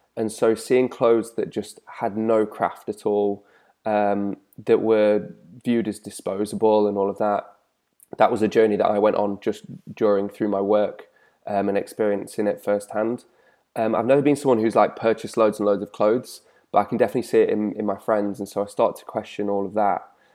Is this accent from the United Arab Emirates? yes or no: no; the Midlands, England, United Kingdom; growing up in the Midlands